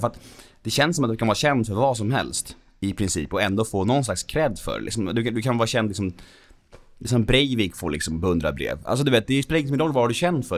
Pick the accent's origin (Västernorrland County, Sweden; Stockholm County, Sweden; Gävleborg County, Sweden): Stockholm County, Sweden; Värmdö; jag växte upp på Värmdö